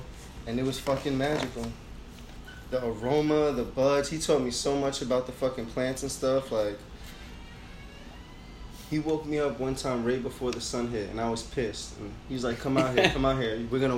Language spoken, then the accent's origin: English; New York, United States; moved away as an adult; now in California, United States; I'm a New Yorker through and through